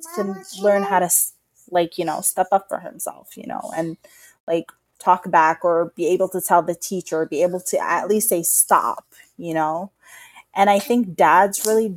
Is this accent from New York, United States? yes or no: yes; New York, United States; I was raised in New York in a public school